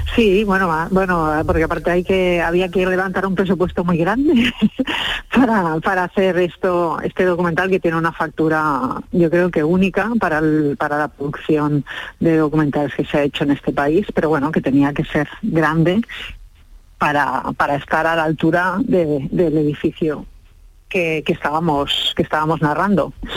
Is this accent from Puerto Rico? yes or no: no; Catalonia, Spain; yo soy catalana